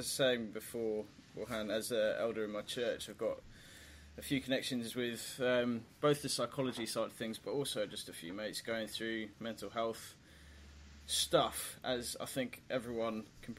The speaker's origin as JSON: {"language": "English", "country": "Papua New Guinea", "tie": "born or raised there", "said": "I used to be your side of the world growing up. I grew up in Papua New Guinea. And so being a missionary kid, I had all sorts of different church experience."}